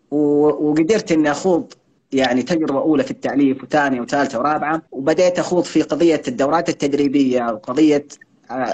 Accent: Hadhramaut, Yemen; انا انا انا حضرمي في بهذه الطريقه

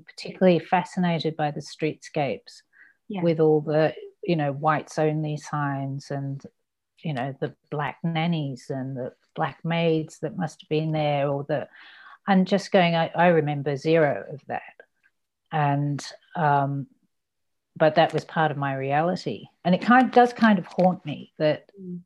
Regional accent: Ballarat, Victoria, Australia; also born or lived in United Kingdom; I came to Australia when I was six and turned seven, I think, the day after we arrived

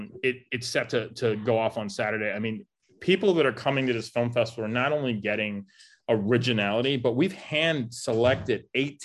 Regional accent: Tennessee, United States; And I grew up with in Tennessee, and Tennessee is the number one caving state.

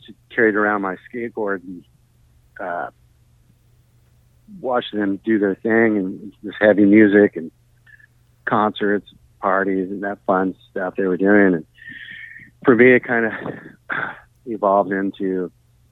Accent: Los Angeles, California, United States; also born or lived in Meadow Vista, California / Santa Cruz, California; I grew up in San Fernando Valley. So I kind of bounced from San Fernando Valley, LA, to close to Tahoe, foothills of Tahoe, to Santa Cruz.

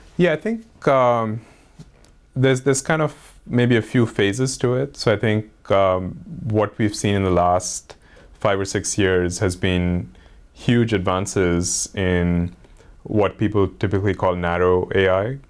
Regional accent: India; growing up in India

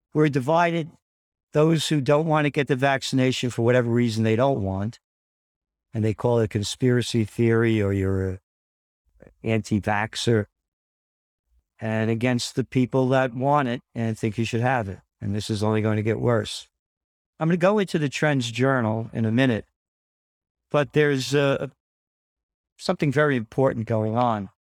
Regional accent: United States; I'm an American, a true American spirit

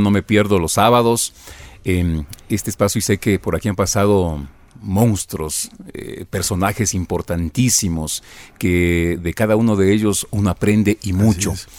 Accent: Conocoto, Pichincha, Ecuador; Yo, nací en Conocoto, en el Valle de los Chillos

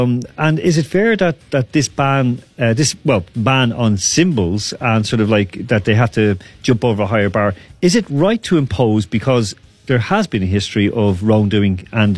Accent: Ireland; Look, so we've had that even being, for example, being Irish people.

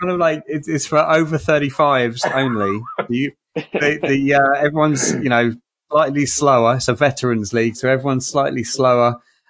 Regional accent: United Kingdom; So one of my strange, as a Brit, right, who doesn't play hockey, doesn't play American football, doesn't even understand it.

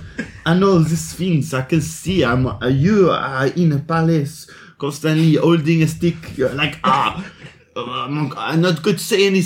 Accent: France; English is a second language; Because I'm from France. We do not like the monarchy. La monarchie.

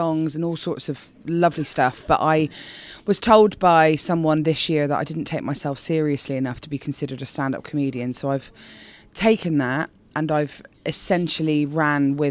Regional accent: Bristol, South West England, United Kingdom; accent: Bristolian; As a Bristolian, I'm not often taken seriously with this accent

